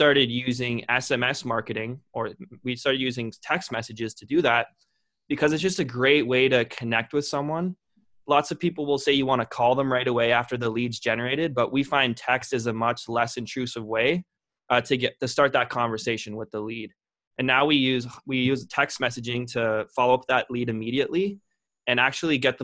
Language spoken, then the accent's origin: English; Lindsay, Ontario, Canada; born or raised there